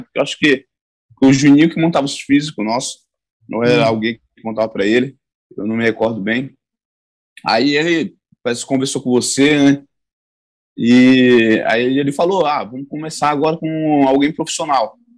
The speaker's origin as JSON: {"language": "Portuguese", "town": "Caraguatatuba", "region": "São Paulo", "country": "Brazil", "tie": "born or raised there", "also_born_or_lived": "Saúde, Bahia / Serra de Carnaíba, Bahia", "said": "Eu me mudei para Caraguatatuba"}